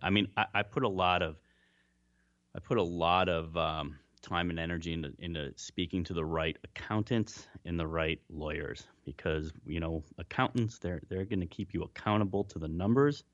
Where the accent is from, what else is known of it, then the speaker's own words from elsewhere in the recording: Cleveland, Ohio, United States; moved away; also born or lived in Melbourne, Australia; my hometown of Cleveland